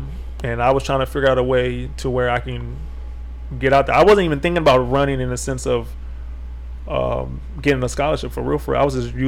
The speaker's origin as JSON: {"language": "English", "country": "Italy", "tie": "born there", "also_born_or_lived": "Japan", "said": "Yeah, I was born in Italy."}